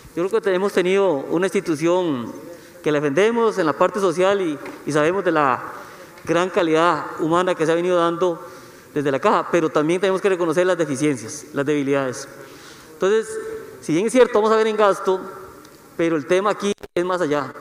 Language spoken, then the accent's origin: Spanish; Costa Rica; todos los ciudadanos y costarricenses